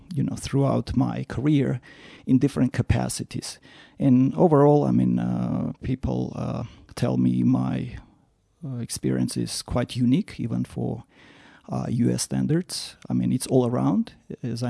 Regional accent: Yerevan, Armenia; moved away as an adult; also born or lived in Moscow / Stanford; I'm originally from Armenia, from Yerevan, was born, raised, attended physics math school

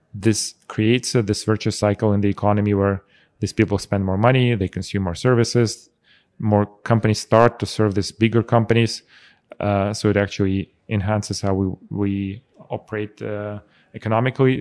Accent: Russia; also born or lived in Armenia; now in Zurich, Switzerland; I was born in Armenia. I actually spent most of my life in Russia.

